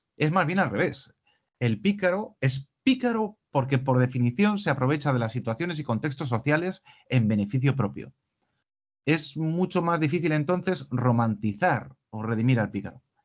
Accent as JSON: {"language": "Spanish", "country": "Spain", "said": "en nuestro caso como españoles"}